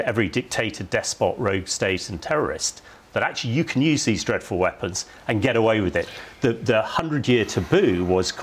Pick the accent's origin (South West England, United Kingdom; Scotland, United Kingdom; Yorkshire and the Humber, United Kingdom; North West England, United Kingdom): South West England, United Kingdom; Salisbury; my hometown was hit in March 2018 with Novichok